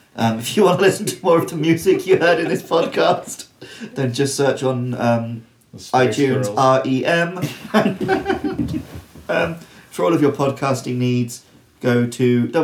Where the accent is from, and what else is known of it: England, United Kingdom; moved away